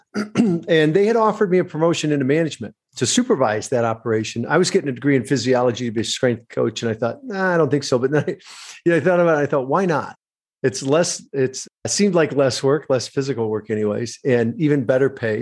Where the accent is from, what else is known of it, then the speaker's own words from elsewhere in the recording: Michigan, United States; I grew up in Michigan, very middle class